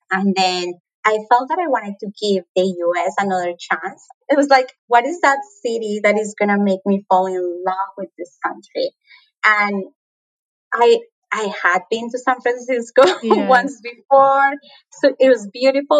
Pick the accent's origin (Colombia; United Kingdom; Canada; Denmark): Colombia; accent: Latin American; moved away as an adult; now in United States; my accent is Latin American. I'm from Colombia, born and raised.